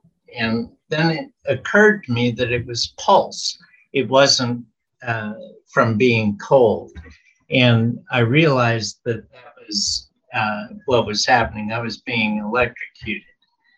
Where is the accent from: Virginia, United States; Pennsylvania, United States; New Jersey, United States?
Pennsylvania, United States; born there; the hospital that I was born at in Pennsylvania, the Project Bluebird, was there in 1950 or 51. And I was born there in 53.